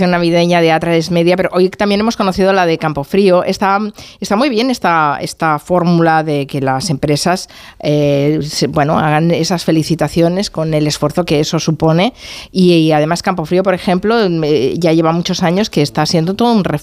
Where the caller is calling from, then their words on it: Seville, Andalusia, Spain; Soy … de Sevilla.